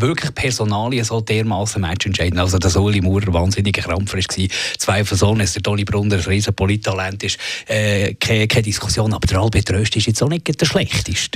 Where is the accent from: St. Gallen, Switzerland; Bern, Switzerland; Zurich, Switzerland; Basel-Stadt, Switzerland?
Zurich, Switzerland; Eglisau; bei uns in Neglisau im Zürcher Unterland